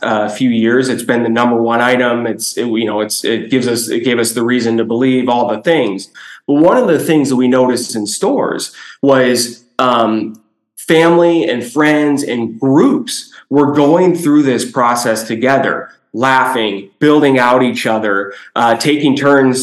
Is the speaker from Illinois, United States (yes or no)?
yes; Chicago, Illinois, United States; I'm born and raised in Chicago, a kid in the 90s